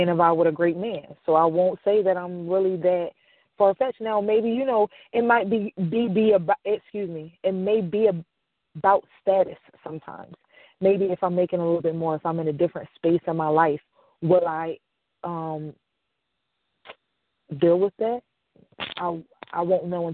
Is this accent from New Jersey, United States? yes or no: yes; Camden, New Jersey, United States; I'm a city girl. I'm from Camden